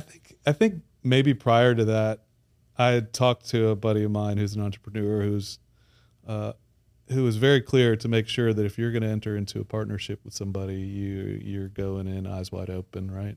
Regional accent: Baton Rouge, Louisiana, United States; moved away as an adult; also born or lived in Midwest / New Orleans; I grew up in Baton Rouge, uh, have been away for about twenty years

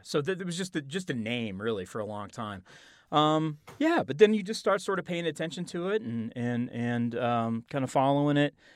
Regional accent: Oklahoma, United States; I am from Oklahoma.

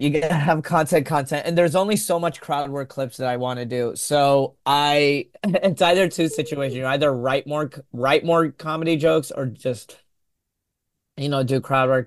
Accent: Texas, United States; a Yemeni American growing up in Texas

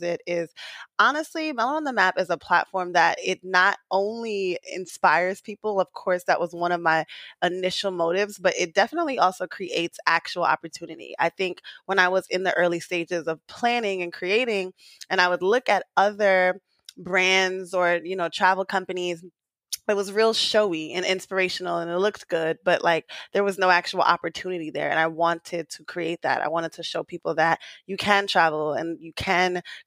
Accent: New York City, New York, United States; I was born and raised in Queens.

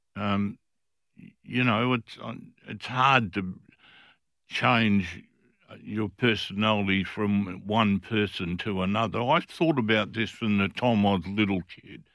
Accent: Fremantle, Western Australia, Australia; I was from Fremantle. Fremantle people looked after each other.

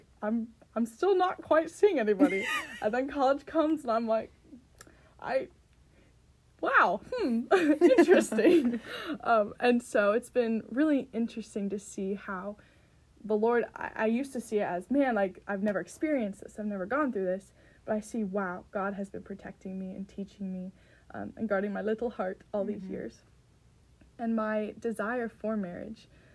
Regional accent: California, United States; moved away as an adult; now in Minnesota, United States; I am from California

